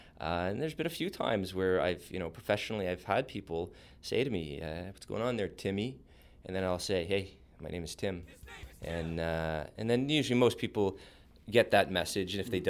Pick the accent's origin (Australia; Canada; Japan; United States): Canada; Montreal, Quebec; I was born in Montreal. So I grew up in an environment where the word … is not easily translatable into the other official language of Canada.